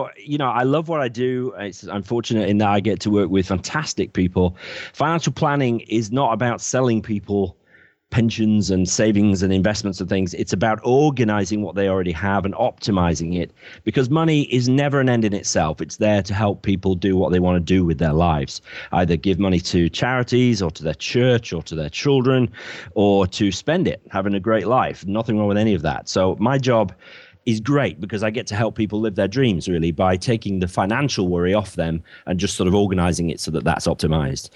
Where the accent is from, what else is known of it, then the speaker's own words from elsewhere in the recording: Bradford, Yorkshire and the Humber, United Kingdom; moved away as an adult; now in Cornwall, United Kingdom; I'm from Bradford in the north of England originally, but I now live in Cornwall, the very far southwest